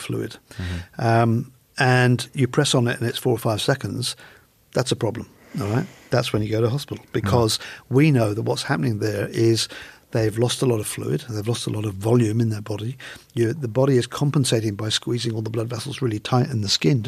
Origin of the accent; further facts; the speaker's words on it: England, United Kingdom; now in Australia; I'm an Englishman.